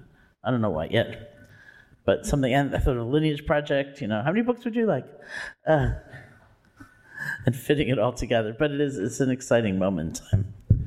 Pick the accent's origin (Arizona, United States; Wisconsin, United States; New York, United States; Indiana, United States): New York, United States; New York City; I grew up in New York City. I was a public school kid.